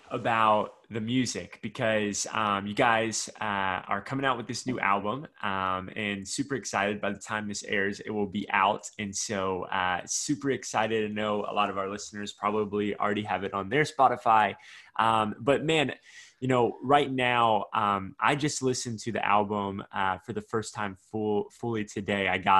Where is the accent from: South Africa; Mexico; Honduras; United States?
United States; the South; You can tell I'm from the South.